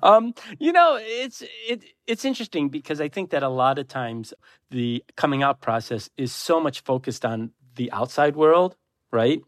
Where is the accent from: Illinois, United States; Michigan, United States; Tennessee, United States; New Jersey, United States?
Michigan, United States; Detroit; I grew up in Detroit in the eighties